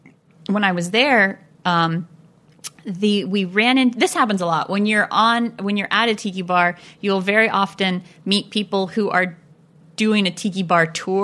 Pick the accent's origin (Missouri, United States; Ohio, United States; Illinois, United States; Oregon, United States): Missouri, United States; moved away as an adult; now in Los Angeles, United States; No, I'm originally from Missouri, but I've been in LA since I was like 20.